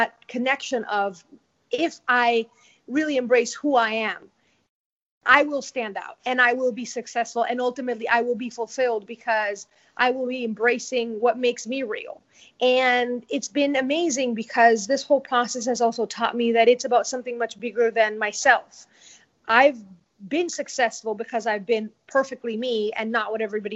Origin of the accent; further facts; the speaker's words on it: Venezuela; English is a second language; moved away as an adult; now in United States; my home country, Venezuela